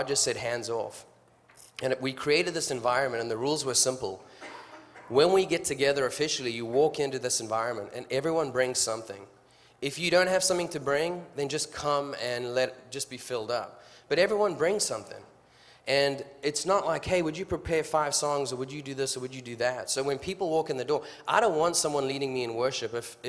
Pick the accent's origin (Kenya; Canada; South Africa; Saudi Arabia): South Africa; moved away as an adult; My wife's back there, Natalie. I'm from South Africa. I chased her down to your country to marry her.